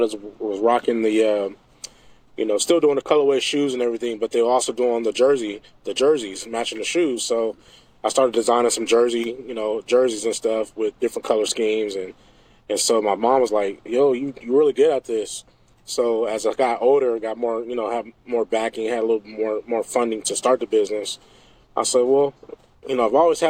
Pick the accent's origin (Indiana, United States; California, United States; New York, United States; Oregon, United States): Oregon, United States; Portland; also born or lived in Omaha, Nebraska; Portland, Oregon. So I grew up here, but I'm not raised. I wasn't born here. So I was born in Omaha, Nebraska.